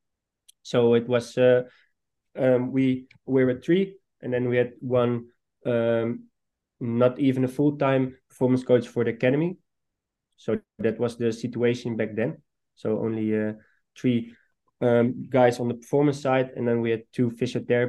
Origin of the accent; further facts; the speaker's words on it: Almere, Flevoland, Netherlands; I was born in Almere, so I've seen the club grow when I was, for example, 12 or 13. Every Friday night, me and some friends of me were going to the stadium